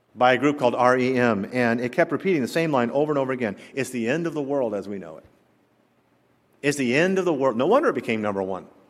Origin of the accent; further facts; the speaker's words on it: the South, Southern United States, United States; accent: Southern; my Southern accent